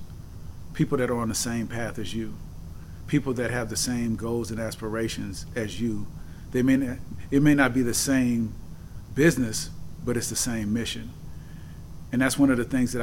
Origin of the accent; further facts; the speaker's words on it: San Francisco, California, United States; I was born and raised in San Francisco, California